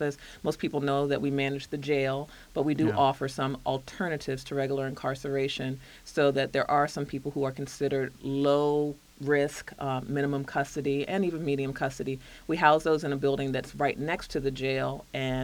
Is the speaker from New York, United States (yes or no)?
no; Alexandria, Virginia, United States; I grew up in Alexandria